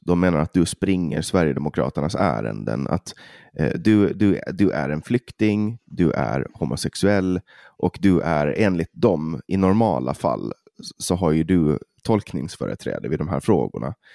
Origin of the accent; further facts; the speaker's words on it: Åland, Finland; som ålänning och från Finland